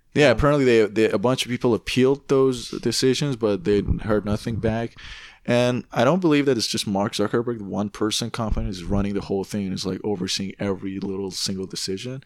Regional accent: Tehran, Tehran Province, Iran; now in Canada; I grew up in Tehran

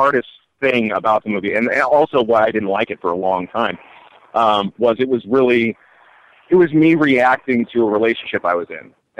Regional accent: Simi Valley, California, United States; I grew up in Simi Valley, California

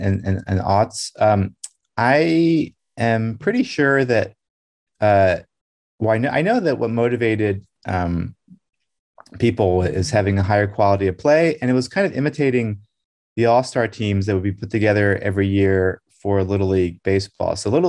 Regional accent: Brussels, Belgium; When I was growing up in Brussels in the 1980s, in Belgium, it had a really big community of Americans

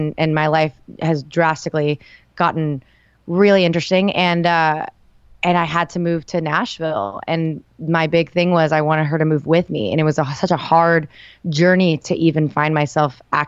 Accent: El Salvador; moved away; I was born in El Salvador, which is not exactly the country music capital

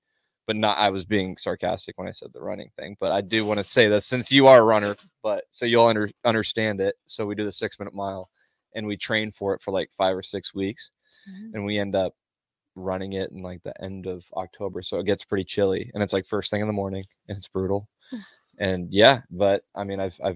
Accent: Omaha, Nebraska, United States; also born or lived in Lincoln, Nebraska; I'm from Omaha. I went to Millard South High School

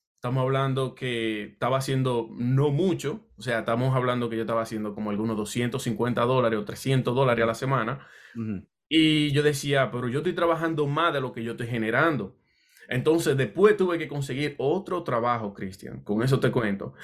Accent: Dominican Republic; also born or lived in Puerto Rico; now in New Jersey, United States; yo soy de la República Dominicana y llegué un tiempo a vivir en Puerto Rico y de acá vine a New Jersey por una oportunidad de trabajo, ya, ya yo estaba comenzando como a los 20 años.

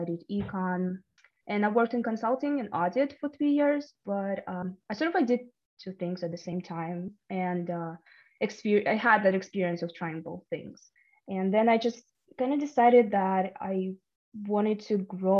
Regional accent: Kyrgyzstan; first language Russian; English is a second language; moved away; I am from Kyrgyzstan

